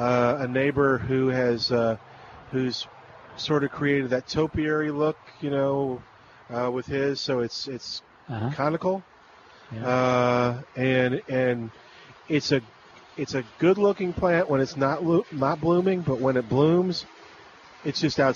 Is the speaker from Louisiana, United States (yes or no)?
yes; New Orleans, Louisiana, United States; That's where I'm from. I grew up in New Orleans, so.